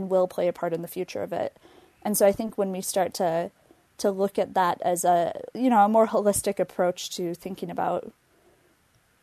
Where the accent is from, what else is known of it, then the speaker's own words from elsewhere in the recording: Minneapolis–Saint Paul, Minnesota, United States; I grew up in the Twin Cities